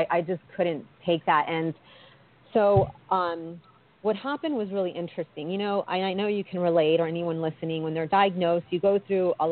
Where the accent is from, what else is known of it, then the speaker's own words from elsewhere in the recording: East Coast, Virginia, United States; also born or lived in Washington, D.C.; I'm from the East Coast. My parents are Colombian and immigrated to Northern Virginia. I went to college in D.C.